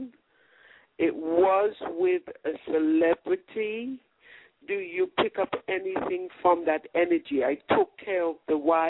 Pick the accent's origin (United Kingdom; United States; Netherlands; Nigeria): United Kingdom; England; I'm from England, but my parents are from Jamaica.